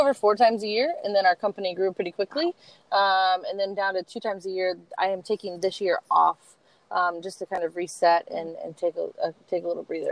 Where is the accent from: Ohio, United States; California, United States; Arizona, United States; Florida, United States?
Ohio, United States; Columbus; I was born in Columbus, still in Columbus.